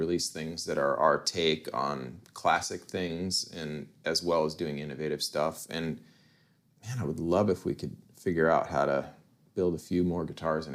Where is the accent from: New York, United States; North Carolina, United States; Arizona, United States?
Arizona, United States; Tucson; now in Kansas City, United States; I grew up in Tucson